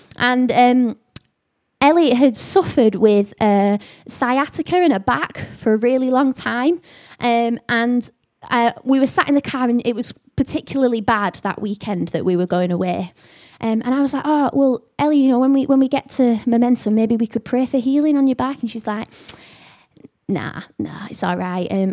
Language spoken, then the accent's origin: English; the north of England, United Kingdom; accent: northern; I've got a northern accent